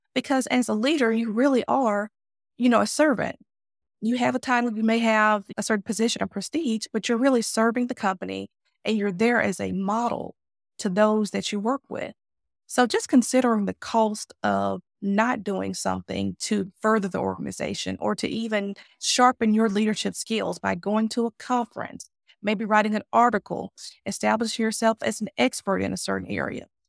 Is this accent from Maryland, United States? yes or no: no; Mississippi, United States; I'm from the South. If anyone knows about, you know, where Mississippi is geographically located in the States, we are in, you know, in the southern part of North America.